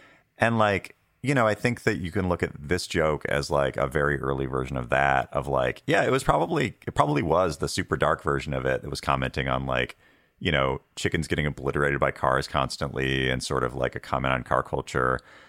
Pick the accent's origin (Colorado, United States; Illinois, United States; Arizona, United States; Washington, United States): Washington, United States; I grew up in Washington State, and like it was like on a res in kind of like the like kind of away from like a lot of cool businesses and stuff like that.